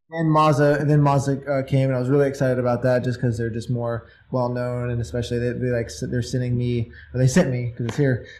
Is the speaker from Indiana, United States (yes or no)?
yes; Indiana, United States; I'm from Indiana